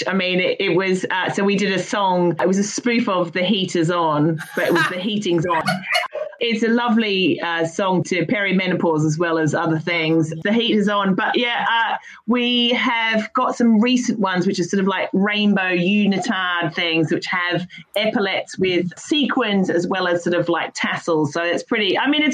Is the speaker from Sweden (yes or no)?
no; Australia; now in London, United Kingdom; I'm Australian. I live in London.